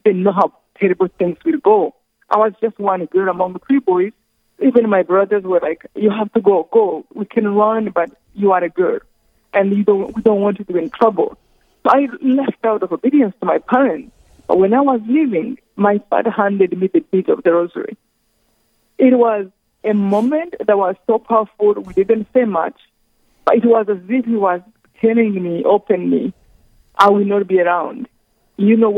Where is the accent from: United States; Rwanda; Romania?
Rwanda